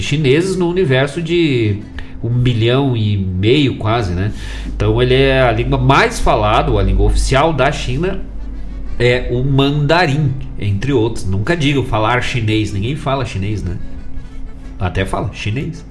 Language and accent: Portuguese; Bom Jesus, Rio Grande do Sul, Brazil; now in Guaíba, Brazil; Bom Jesus, né? Minha cidade natal